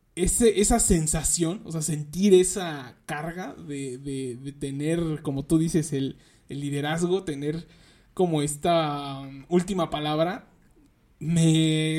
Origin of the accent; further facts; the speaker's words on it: Nezahualcóyotl, State of Mexico, Mexico; yo soy de aquí de Nezahualcóyotl, del, este, del municipio de Nezahualcóyotl, aquí en el Estado de México